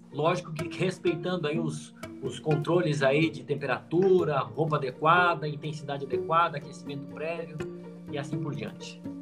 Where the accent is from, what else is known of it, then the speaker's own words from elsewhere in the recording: Bagé, Rio Grande do Sul, Brazil; moved away; Eu nasci lá em Bagé, uma cidade bem fria, lá do Rio Grande do Sul